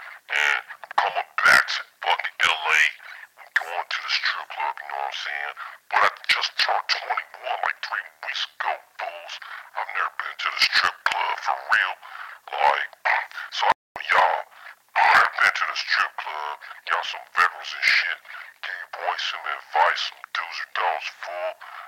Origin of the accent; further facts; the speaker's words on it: Compton, California, United States; now in Philadelphia, United States; I'm down here in Philly, but I'm originally from Compton, California